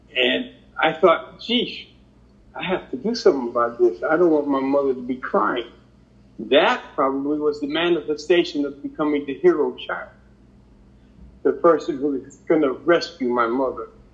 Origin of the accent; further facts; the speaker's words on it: Connecticut, United States; growing up in Connecticut, I have a sister two years younger than myself